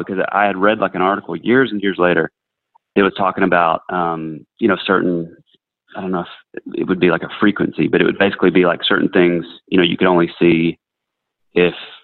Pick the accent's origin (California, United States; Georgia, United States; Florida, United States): Georgia, United States; North; I grew up in North Georgia near like Cleveland, Helen, that kind of area